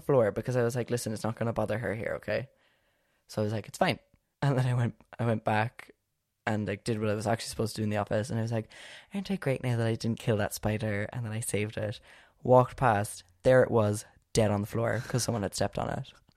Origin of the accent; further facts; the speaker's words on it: Ireland; we're Irish